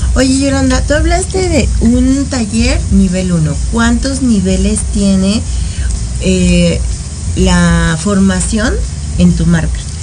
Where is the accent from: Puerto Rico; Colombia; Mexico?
Mexico; todos somos mexicanos